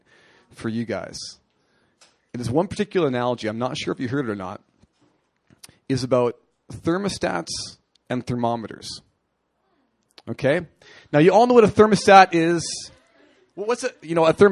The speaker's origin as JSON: {"language": "English", "country": "Canada", "moved": "yes", "said": "I'm a hockey player. I'm from Canada."}